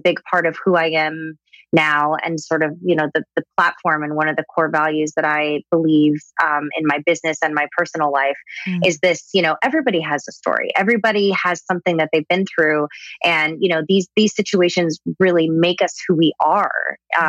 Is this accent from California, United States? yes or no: yes; Southern California, United States; I was born and raised in Southern California